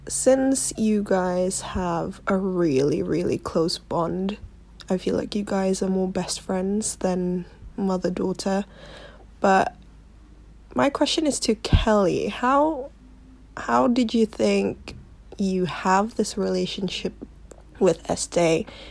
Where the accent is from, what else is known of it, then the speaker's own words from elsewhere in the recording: Jakarta, Indonesia; also born or lived in London; I'm from Jakarta, Indonesia. Well, I used to live in London.